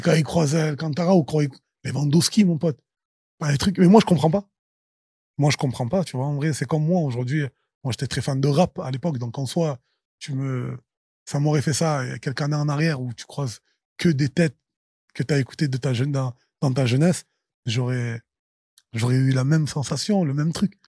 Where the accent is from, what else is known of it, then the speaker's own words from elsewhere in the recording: Marseille, Provence-Alpes-Côte d'Azur, France; Je suis Marseillais, je suis né à Marseille